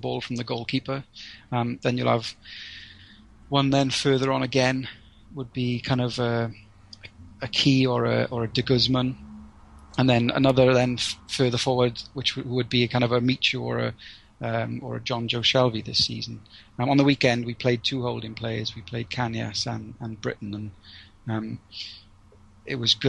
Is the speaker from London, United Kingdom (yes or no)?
no; Wales, United Kingdom; as a Welshman